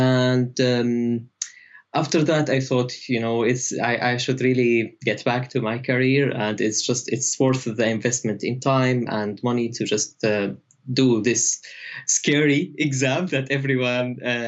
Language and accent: English; Idlib, Idlib Governorate, Syria; moved away as an adult; also born or lived in Aleppo, Syria / Egypt / Turkey; now in United Kingdom; Yeah, so I'm from Syria. And I grew up in a small city called Idlib, which is now famous or infamous like for war, unfortunately.